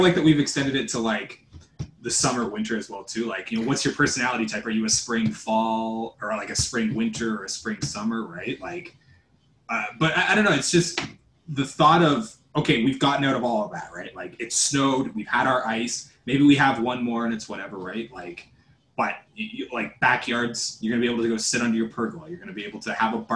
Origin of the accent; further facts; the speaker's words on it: Canada; I'm Canadian. We grew up in it.